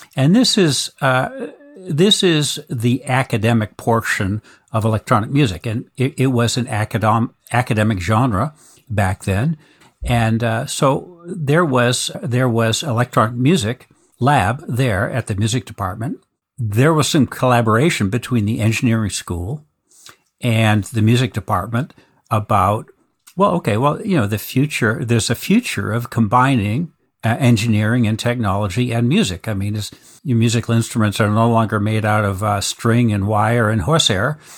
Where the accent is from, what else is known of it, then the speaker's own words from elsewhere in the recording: Boston, Massachusetts, United States; I was born in Boston, actually